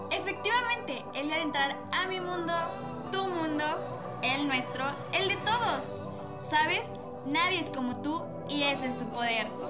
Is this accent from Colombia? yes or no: no; Mexico; Somos mexicanos, sabemos lo que pasa en nuestro país